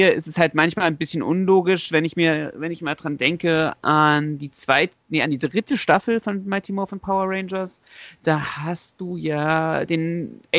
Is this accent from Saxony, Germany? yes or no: yes; Leipzig, Saxony, Germany; born there; also ich als ich als gebürtiger Leipziger